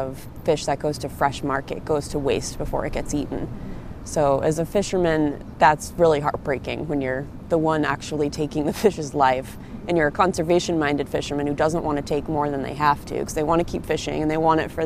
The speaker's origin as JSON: {"language": "English", "area": "Cape Cod", "region": "Massachusetts", "country": "United States", "tie": "born or raised there", "also_born_or_lived": "Sitka, Alaska", "moved": "as an adult", "said": "I grew up on Cape Cod, but I've been living and fishing up in Sitka, Alaska for 15 years."}